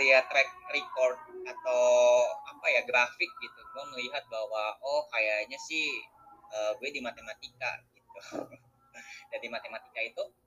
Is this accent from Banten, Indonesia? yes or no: yes; Serang, Banten, Indonesia; accent: Sundanese; moved away as an adult; also born or lived in Majalaya, Bandung Regency (parents) / Bandung; now in Jakarta, Indonesia; aku tuh uh, lahir di Serang ya, di Banten.